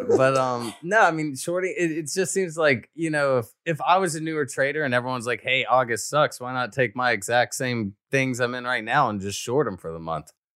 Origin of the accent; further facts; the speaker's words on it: Alabama, United States; I'm from Alabama